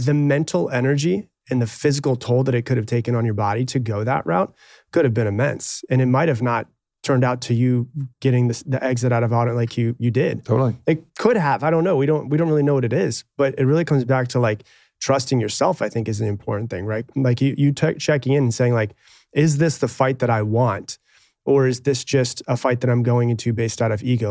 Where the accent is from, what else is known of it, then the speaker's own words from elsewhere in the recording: Anna Maria, Florida, United States; I grew up on an island